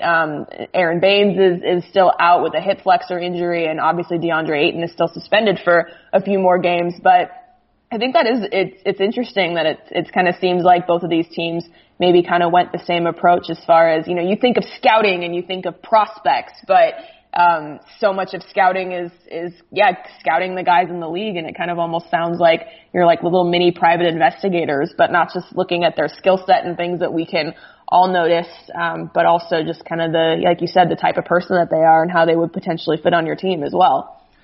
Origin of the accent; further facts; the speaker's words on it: Phoenix, Arizona, United States; moved away as an adult; I grew up in Phoenix